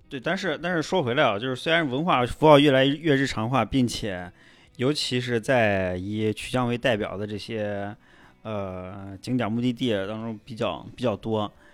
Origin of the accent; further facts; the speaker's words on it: Xi'an, Shaanxi, China; 我西安人